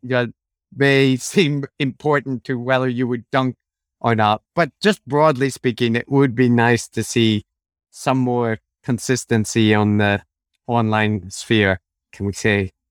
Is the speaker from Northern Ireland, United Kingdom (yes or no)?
yes; Northern Ireland, United Kingdom